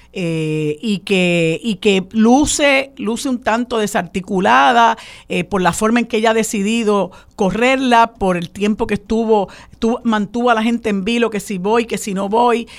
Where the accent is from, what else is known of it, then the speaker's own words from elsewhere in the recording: Puerto Rico; first language Spanish; aquí yo me atrevería a decir que el 90% de nuestra gente no domina el inglés. Y aquí se habla español en todos los lugares. Es nuestra lengua materna